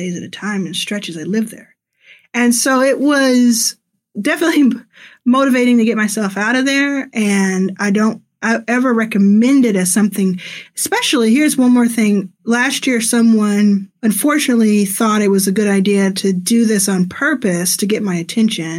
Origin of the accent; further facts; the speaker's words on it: Dallas, Texas, United States; moved away as an adult; also born or lived in Pearland, Texas; now in Los Angeles, United States; I grew up in Dallas